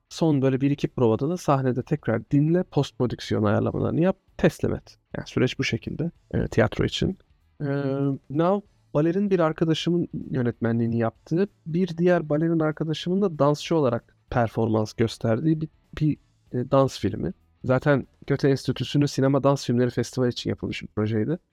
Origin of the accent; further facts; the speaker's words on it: Ankara, Turkey; also born or lived in Antalya / London; Neredeyse 30 yıllık doğma büyüme Ankaralıyım